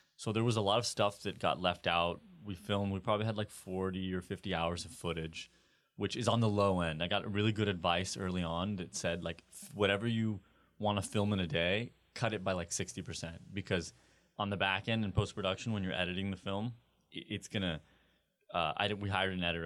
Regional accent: California, United States; growing up in California

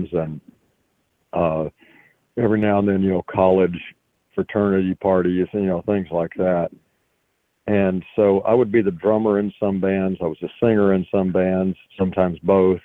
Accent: Hot Springs, Arkansas, United States; also born or lived in Malvern, Arkansas; I grew up in and around Hot Springs, Arkansas

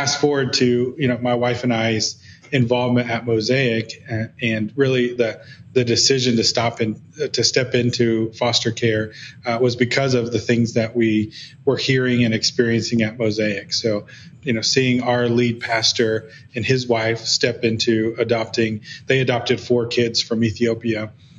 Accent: Guatemala; my experience growing up in Guatemala in a different culture, in a different context

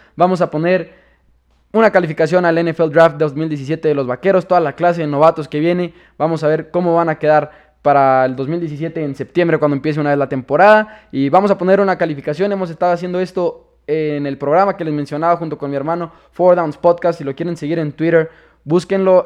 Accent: Chihuahua, Mexico; de dónde soy, orgullosamente de Chihuahua, México

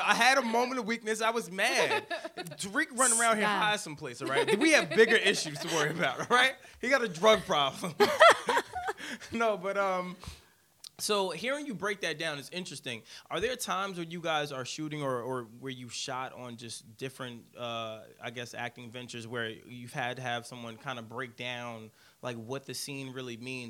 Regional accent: Brooklyn, New York, United States; Meanwhile, I'm from Brooklyn.

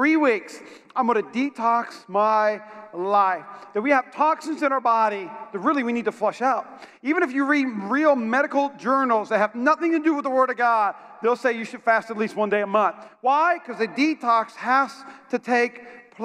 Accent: North Dakota, United States; moved away; I'm from North Dakota. And in North Dakota, when I was in high school, it had a record amount of snow

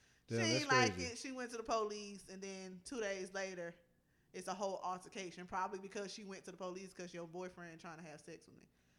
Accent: the South, United States; I'm from the South.

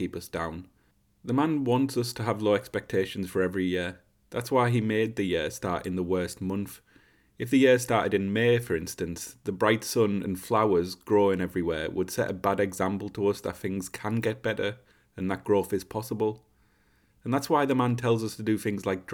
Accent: Middlesbrough, North East England, United Kingdom; moved away as an adult; now in London, United Kingdom; I'm from Middlesbrough in northeast England, but I'm currently living in London.

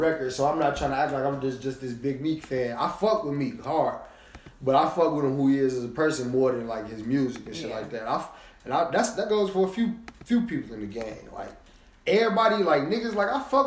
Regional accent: Chicago, Illinois, United States; I'm from Chicago.

